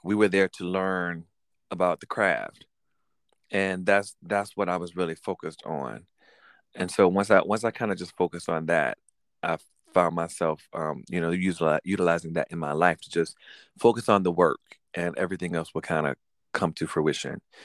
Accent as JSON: {"language": "English", "town": "Norfolk", "region": "Virginia", "country": "United States", "tie": "born or raised there", "also_born_or_lived": "Richmond, Virginia", "said": "I was raised in Norfolk since I was two"}